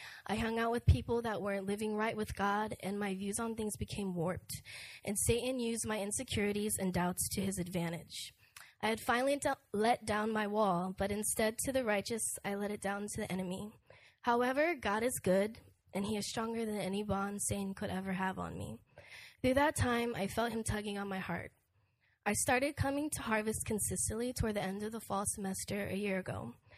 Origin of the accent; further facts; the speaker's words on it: Pennsylvania, United States; also born or lived in Massachusetts; I was born in Massachusetts to an interracial couple. My mother is Korean and my father is African American. When I was younger, we moved to Pennsylvania to a small town in a nice neighborhood that was predominantly Caucasian.